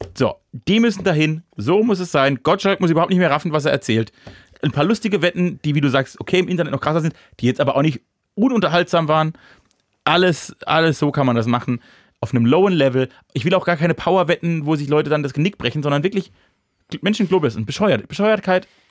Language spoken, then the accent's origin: German; Germany; dann bin ich Deutscher genug